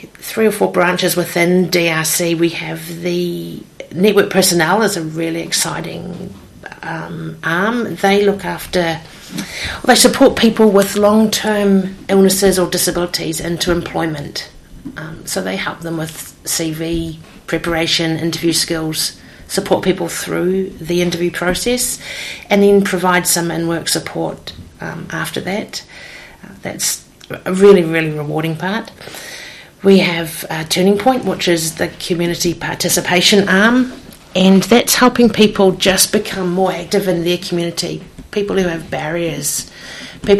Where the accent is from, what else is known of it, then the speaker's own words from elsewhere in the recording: Hawke's Bay, New Zealand; I've born and bred in Hawke's Bay